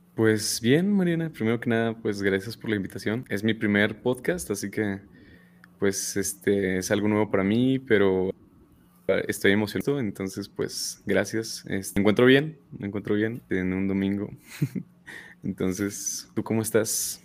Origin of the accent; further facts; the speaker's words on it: State of Mexico, Mexico; yo no soy regio. Yo no pertenezco, no, yo soy del Estado de México.